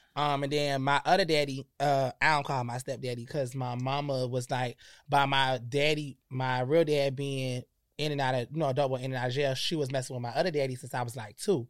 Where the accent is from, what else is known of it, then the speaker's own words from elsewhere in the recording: Perry, Florida, United States; also born or lived in Connecticut / New York; Florida, Perry, Florida when I was about ten. I was starting in sixth grade.